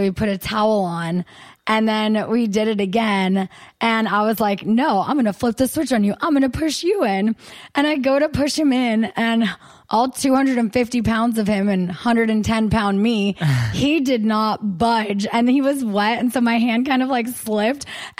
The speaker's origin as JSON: {"language": "English", "country": "United States", "accent": "American", "said": "my American accent"}